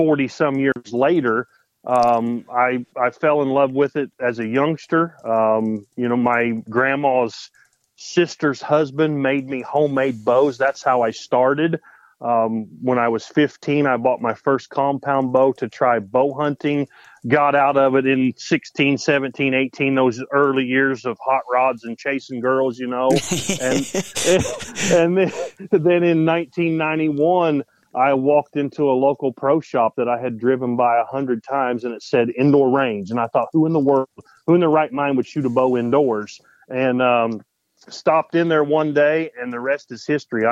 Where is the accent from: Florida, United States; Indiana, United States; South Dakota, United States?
Indiana, United States; Spencer; I'm from Spencer, Indiana. I've lived in the same little town my whole life.